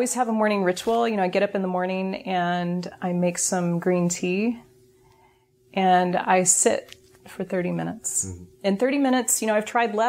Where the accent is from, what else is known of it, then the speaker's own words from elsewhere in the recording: Berkeley, California, United States; I'm from Berkeley